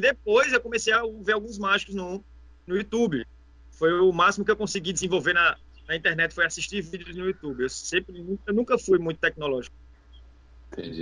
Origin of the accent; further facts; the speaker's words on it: Caruaru, Pernambuco, Brazil; moved away as an adult; also born or lived in Porto de Galinhas; now in Recife, Brazil; Sou de Caruaru, natural de Caruaru. É interior, Caruaru. mas, mas moro aqui já tem só em Recife tem nove anos e dois anos em Portugalinha tem 11 anos que eu saí de Caruaru.